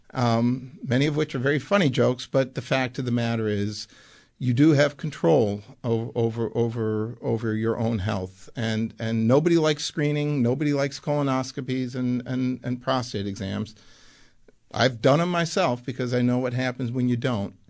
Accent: Buffalo, New York, United States; also born or lived in Amsterdam, Netherlands; Grew up in Buffalo, proud Buffalonian

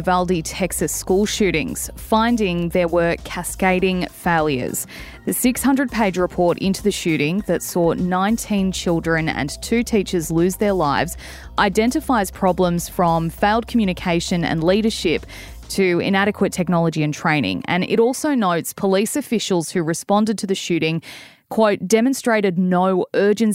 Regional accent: Australia; also born or lived in Melbourne; I'm an Aussie

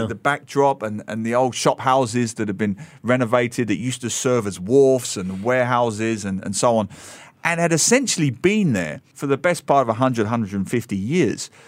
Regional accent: London, United Kingdom; moved away as an adult; now in Singapore; I grew up in London

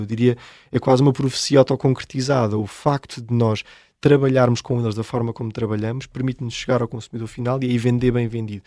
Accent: Seia, Centro, Portugal; Nós por acaso até somos oriundos da Serra da Estrela, de Ceia, foi que começou a nossa história económica com o Museu do Pão, porque somos de lá

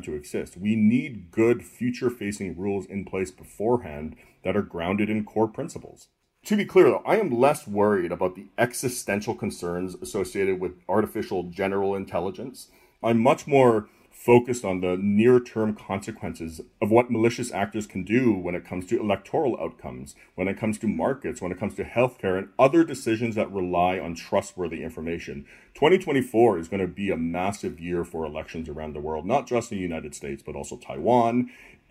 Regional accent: Canada; moved away; I'm originally from Canada

